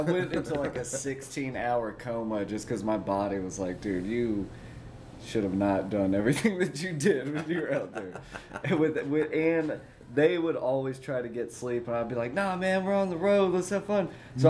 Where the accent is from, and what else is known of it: Montgomery, Alabama, United States; born or raised there; also born or lived in Columbia, Tennessee